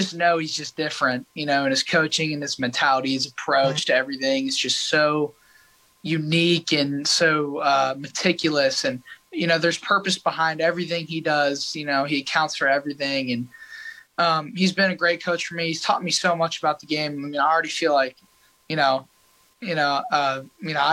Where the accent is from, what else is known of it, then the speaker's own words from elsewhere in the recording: Highland Park, Texas, United States; growing up in Highland Park in our community